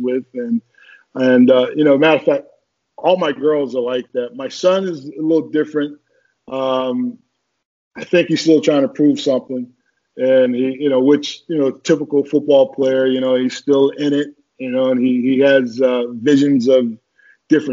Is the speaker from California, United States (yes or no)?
no; Newark, New Jersey, United States; also born or lived in Birmingham, Alabama; I grew up in Newark, New Jersey. I was not born there. I was born in Birmingham, Alabama, but I left Birmingham when I was 7